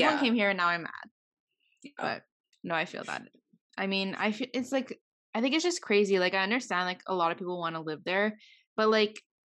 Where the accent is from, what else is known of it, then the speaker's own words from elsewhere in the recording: Montreal, Quebec, Canada; I'm from Montreal